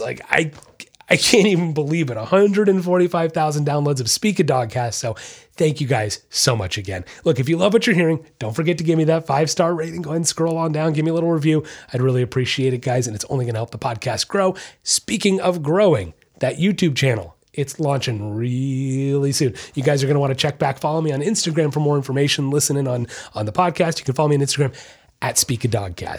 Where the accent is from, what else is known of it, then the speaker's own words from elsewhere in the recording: Orlando, Florida, United States; I was born and raised in Orlando, Florida